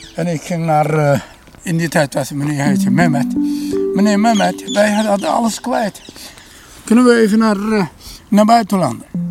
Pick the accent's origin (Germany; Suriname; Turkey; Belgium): Turkey; Konya; Dutch is a second language; moved away as an adult; also born or lived in Utrecht; now in Netherlands; daar waar ik vandaan kwam, heet Konya